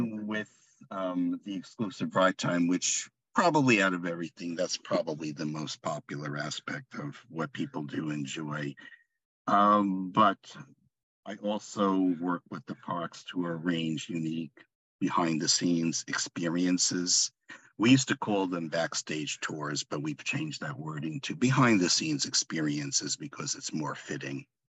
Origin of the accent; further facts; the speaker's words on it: Long Island, New York, United States; now in Laguna Hills, United States; I'm originally from Long Island, New York oh. and currently reside in Southern California, Laguna Hills